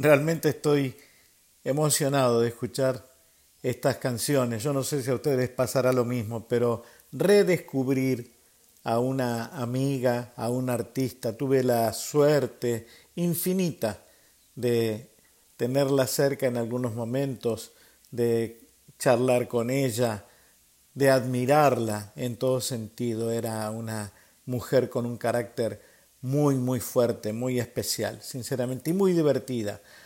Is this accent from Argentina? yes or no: yes; Buenos Aires, Argentina; así somos los porteños, así somos los argentinos